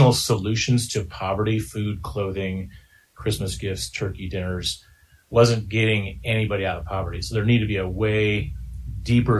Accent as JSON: {"language": "English", "town": "Denver", "region": "Colorado", "country": "United States", "tie": "born or raised there", "also_born_or_lived": "Green Bay, Wisconsin", "said": "I was born in the Midwest in Green Bay, Wisconsin, and my dad had a business that actually collapsed. And so our home was foreclosed on, pretty much had a childhood poverty experience, moved out to Denver in 1985. A family of seven"}